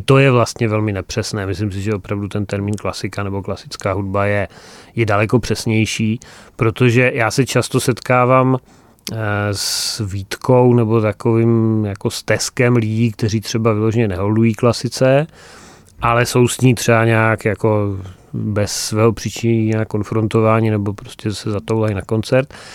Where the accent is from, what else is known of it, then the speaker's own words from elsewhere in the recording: Frýdek-Místek, Moravian-Silesian Region, Czechia; Frýdkem Místkem, mým, mým rodištěm